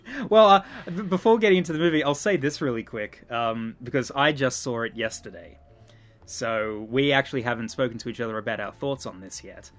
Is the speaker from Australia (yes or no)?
yes; Australia